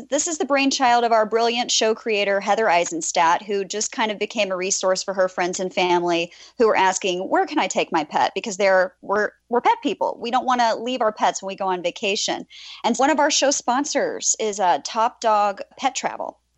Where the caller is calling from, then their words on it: Ridgway, Pennsylvania, United States; Uh, Ridgway.